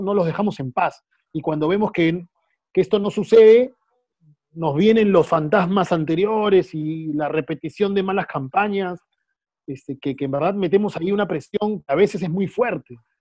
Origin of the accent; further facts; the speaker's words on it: Callao, Peru; soy orgulloso y feliz de ser del Callao